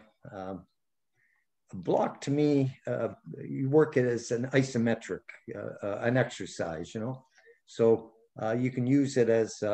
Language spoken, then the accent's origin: English; Canada; as a Canadian